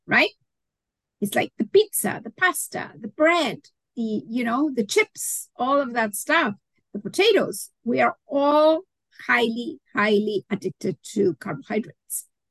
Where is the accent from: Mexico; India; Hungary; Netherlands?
Mexico; moved away; I'm originally from Mexico